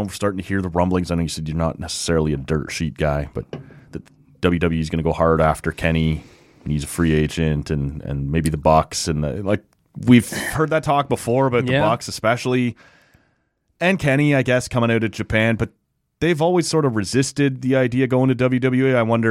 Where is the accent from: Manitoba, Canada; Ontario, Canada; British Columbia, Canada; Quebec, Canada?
Manitoba, Canada; Winnipeg; I'm from Winnipeg, you idiot.